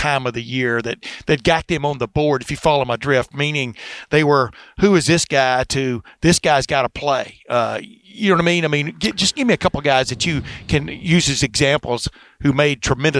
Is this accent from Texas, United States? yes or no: yes; Texas, United States; moved away; also born or lived in Alabama; I keep reminding people where I grew up in Texas. I grew up in Alabama and in Texas 11 years and moved up here in 1976.